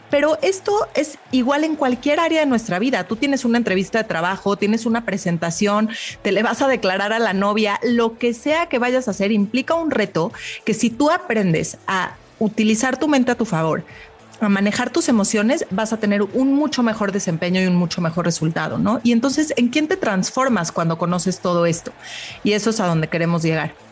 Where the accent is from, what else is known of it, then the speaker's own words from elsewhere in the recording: Mexico; yo como mexicana